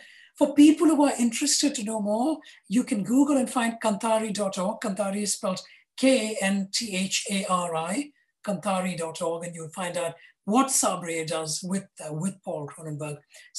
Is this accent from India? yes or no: yes; India; I grew up in India where we had one little phone and that was it.